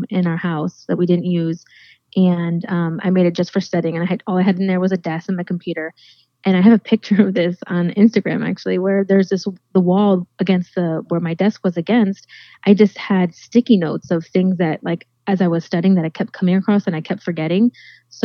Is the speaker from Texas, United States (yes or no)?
no; Florida, United States; I was raised right here in Florida by my dad with my sister growing up. We've lived here pretty much most our lives.